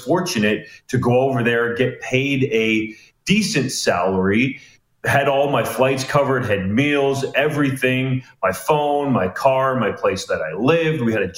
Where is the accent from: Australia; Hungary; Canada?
Canada; also born or lived in Germany; as a Canadian.